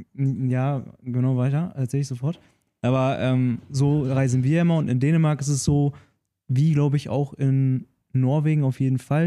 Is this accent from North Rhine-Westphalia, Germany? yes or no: no; Nordhorn, Lower Saxony, Germany; also born or lived in Brandenburg; bei uns in Nordhorn